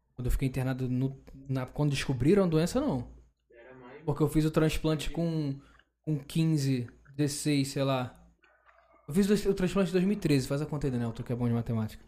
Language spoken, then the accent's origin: Portuguese; Rio de Janeiro, Brazil; a gente é carioca